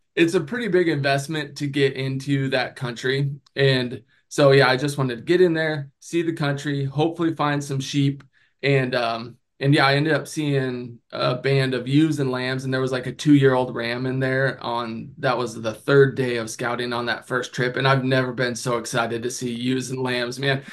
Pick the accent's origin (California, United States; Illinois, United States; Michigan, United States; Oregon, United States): Oregon, United States; moved away; also born or lived in Colorado; I'm from Oregon